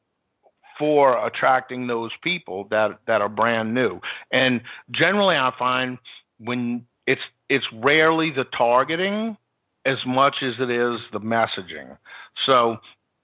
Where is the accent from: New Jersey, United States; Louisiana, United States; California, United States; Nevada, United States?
Louisiana, United States; New Orleans; I grew up in New Orleans